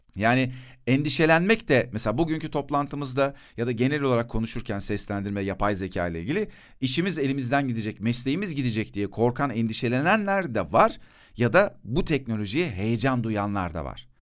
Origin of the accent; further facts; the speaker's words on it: Turkey; Bana demişler ki bu topraklarda doğdun Türksün sen.